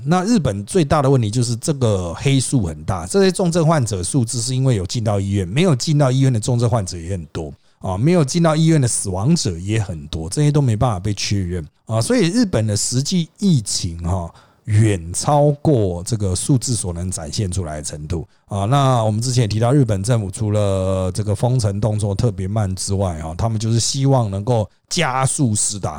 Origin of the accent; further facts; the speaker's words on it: Taiwan; 我们台湾人